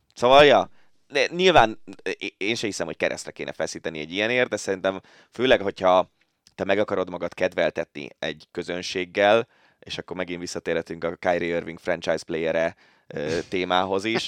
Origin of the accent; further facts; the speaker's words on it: Budapest, Hungary; én angyalföldi gyerek vagyok